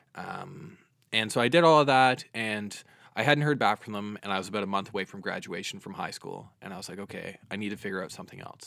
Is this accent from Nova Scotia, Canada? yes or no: yes; Dartmouth, Nova Scotia, Canada; also born or lived in Halifax / Quebec; I'm originally from Dartmouth. I've lived in the same house for the past twenty-one years.